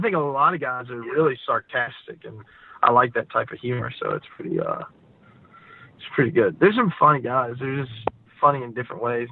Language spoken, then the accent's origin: English; Gastonia, North Carolina, United States; also born or lived in Akron, Ohio / Jacksonville Beach, Florida; I grew up in Gastonia